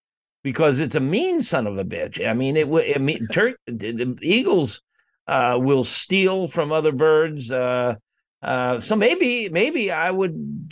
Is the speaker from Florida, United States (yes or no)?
yes; Florida, United States; moved away as an adult; also born or lived in Chicagoland area; now in Chicago, United States; I was raised in Florida, and my mom and dad were in Florida. My senior year of college, I moved from Florida and landed here in the Chicagoland area